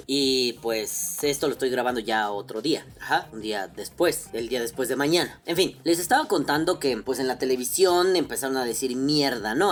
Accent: Mexico; como mexicano

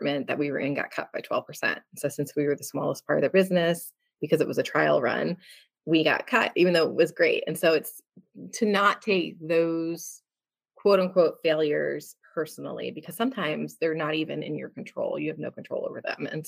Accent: New Jersey, United States; I come from Jersey

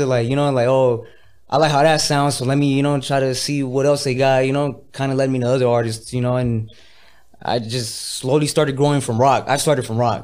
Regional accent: Los Angeles, California, United States; I grew up in North Hollywood in the San Fernando Valley

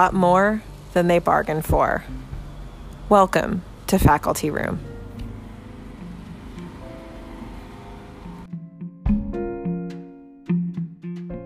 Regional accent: New Jersey, United States; I'm from New Jersey. In New Jersey, we're union strong.

